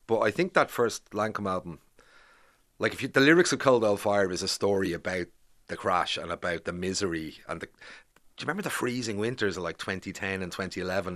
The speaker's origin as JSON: {"language": "English", "town": "Bray", "region": "Leinster", "country": "Ireland", "tie": "born or raised there", "also_born_or_lived": "Grangegorman, Dublin", "moved": "as an adult", "lives_now": "Dublin, Ireland", "said": "I grew up in Bray"}